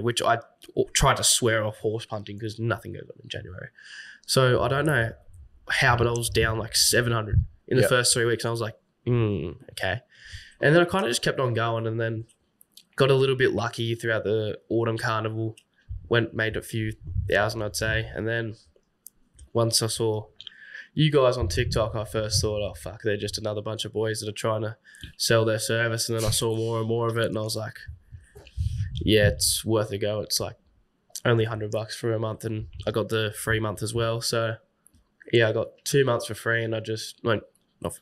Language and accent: English; Sydney, New South Wales, Australia; I'm from Sydney